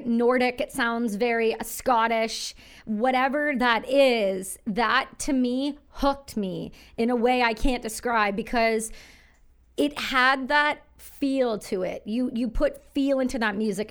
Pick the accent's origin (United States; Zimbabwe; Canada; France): Canada; I'm as Canadian as it gets